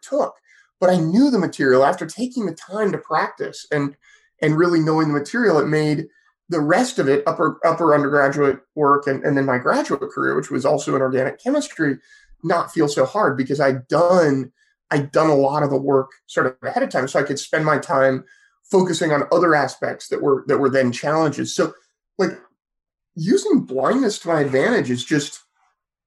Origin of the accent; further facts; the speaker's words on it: Petaluma, California, United States; I grew up in Sonoma County, which is where I am today as well, in a town called Petaluma on the very southern end of Sonoma County